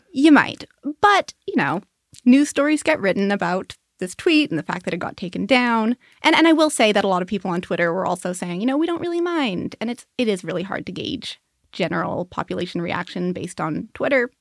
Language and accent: English; Newfoundland and Labrador, Canada; I am a Newfoundlander. I'm from Newfoundland.